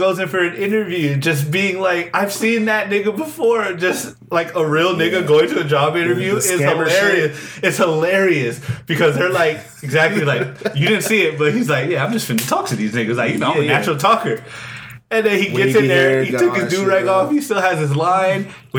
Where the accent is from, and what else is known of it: California, United States